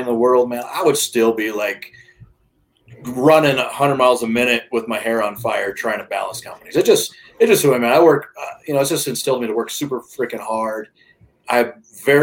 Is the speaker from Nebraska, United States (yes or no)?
yes; Nebraska, United States; moved away as an adult; now in Colorado, United States; I grew up in the Midwest, Nebraska